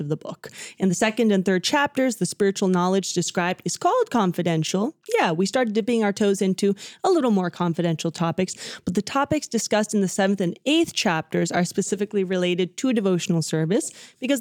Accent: Dallas, Texas, United States; first language Spanish; I was born in Dallas, Texas, even though my parents are both from Argentina.

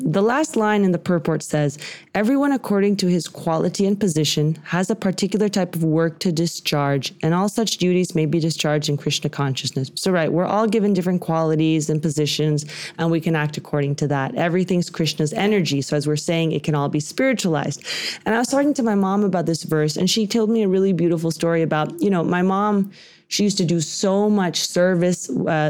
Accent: Texas, United States; growing up in Texas

